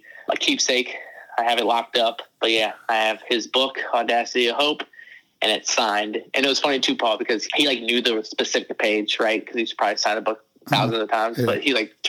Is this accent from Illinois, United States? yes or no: yes; Chicago, Illinois, United States; I'm from the South Side of Chicago.